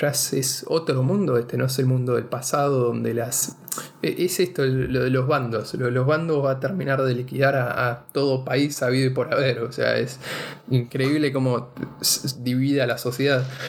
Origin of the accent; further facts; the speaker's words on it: Argentina; ser argentino